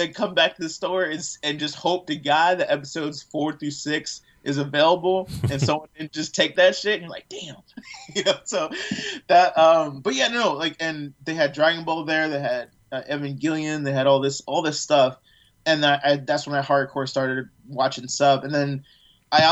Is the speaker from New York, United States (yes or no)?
no; Fairfax, Virginia, United States; moved away; also born or lived in Chicago, Illinois; I was born in Chicago and raised in Fairfax or Oakton, Virginia area